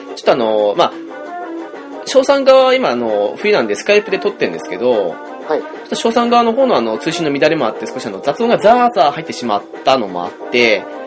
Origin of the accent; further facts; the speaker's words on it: Hokkaido, Japan; 我々道民としてはね